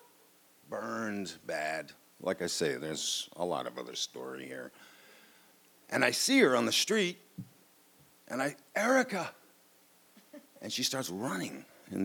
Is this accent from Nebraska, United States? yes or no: no; New York City, New York, United States; I grew up on the Upper East Side of Manhattan